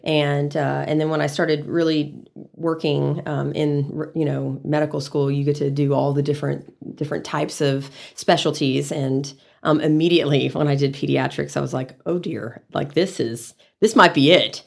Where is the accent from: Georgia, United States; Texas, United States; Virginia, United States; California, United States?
Texas, United States; San Antonio; also born or lived in College Station, Texas / Dallas, Texas; now in Amarillo, United States; I'm a Texas native, but I grew up in San Antonio.